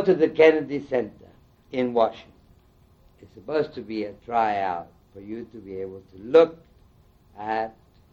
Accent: Panama; now in United States; I come from Panama. I have lived in this country most of my mature life

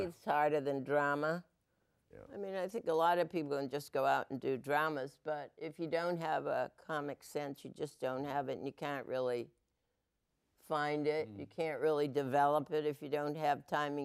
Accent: New England, United States; I'm from New England

